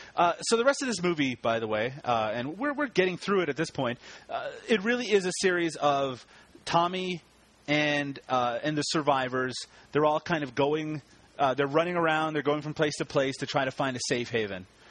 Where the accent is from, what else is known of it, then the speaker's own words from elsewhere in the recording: Canada; I'm Canadian